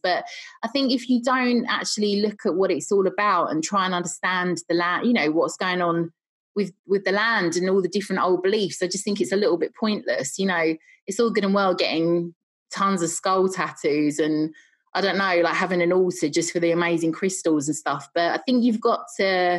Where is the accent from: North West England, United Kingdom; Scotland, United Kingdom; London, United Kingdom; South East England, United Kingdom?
London, United Kingdom; moved away; I'm originally from London